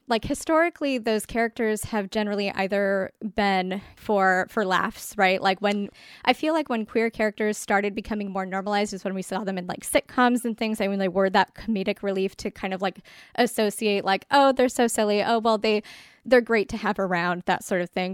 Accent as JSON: {"language": "English", "area": "near Los Angeles", "region": "Southern California", "country": "United States", "tie": "born or raised there", "also_born_or_lived": "Bay Area, California", "said": "I grew up in Southern California, right next to L A. I'm now in, in the Bay Area"}